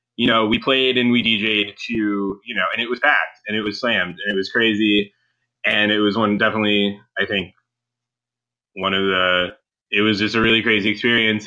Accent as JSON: {"language": "English", "town": "Cleveland", "region": "Ohio", "country": "United States", "tie": "born or raised there", "said": "in Cleveland"}